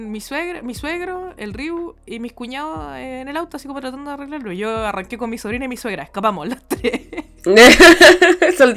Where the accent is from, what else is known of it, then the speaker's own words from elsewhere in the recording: Santiago, Santiago Metropolitan Region, Chile; moved away; soy una santiaguina culiada y nunca he ido a la nieve en Chile.